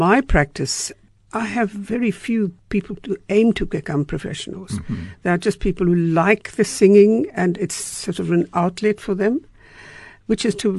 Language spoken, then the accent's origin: English; Freiburg, Baden-Württemberg, Germany; You know, I grew up in Freiburg